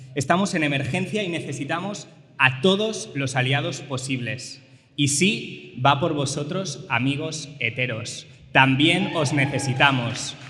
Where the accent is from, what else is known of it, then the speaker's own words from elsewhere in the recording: Lleida, Catalonia, Spain; he ido a Lleida, que es mi ciudad natal